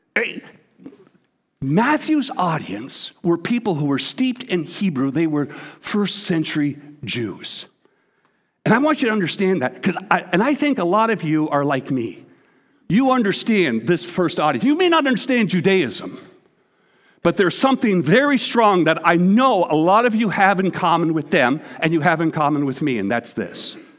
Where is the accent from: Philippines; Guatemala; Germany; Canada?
Canada; I'm Canadian, I'm Canadian